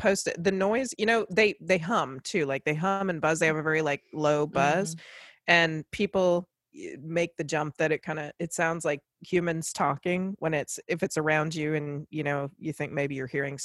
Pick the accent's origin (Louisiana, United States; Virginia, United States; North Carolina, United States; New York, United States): Virginia, United States; when I was growing up in Virginia